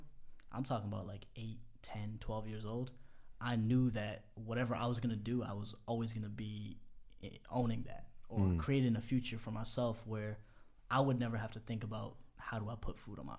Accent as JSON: {"language": "English", "town": "Boston", "region": "Massachusetts", "country": "United States", "tie": "born or raised there", "said": "Right outside Boston, yeah."}